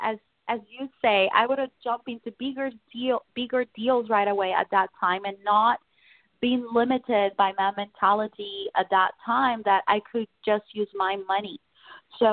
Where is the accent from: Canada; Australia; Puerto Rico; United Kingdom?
Puerto Rico; moved away; I'm original from Puerto Rico